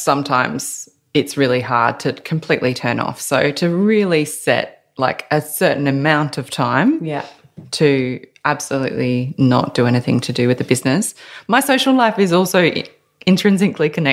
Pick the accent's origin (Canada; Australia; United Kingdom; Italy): Australia; Adelaide, South Australia; also born or lived in Melbourne; now in Newcastle, Australia; I'm from Adelaide, then I moved to Melbourne.